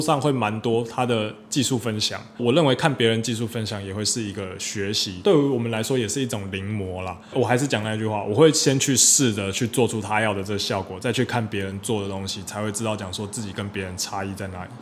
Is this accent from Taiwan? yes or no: yes; Taiwan; 我们台湾人